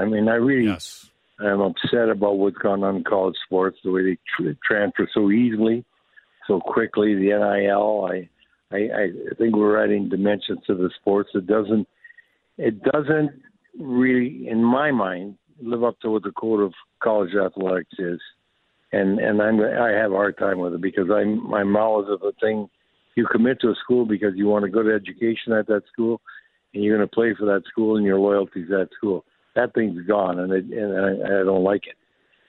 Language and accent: English; Sault Ste. Marie, Ontario, Canada; like growing up in Sault Ste. Marie, I knew where you make this team and that's it.